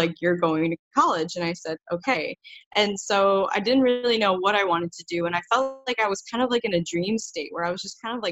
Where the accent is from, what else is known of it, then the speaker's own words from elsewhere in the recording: Illinois, United States; I grew up in Illinois, which is a state in the USA